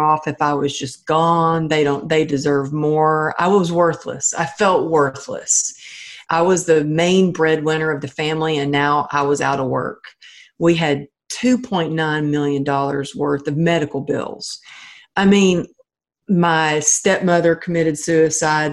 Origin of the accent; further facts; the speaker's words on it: Texas, United States; moved away; my family in Texas, they're old school I mean, I come from the Bible Belt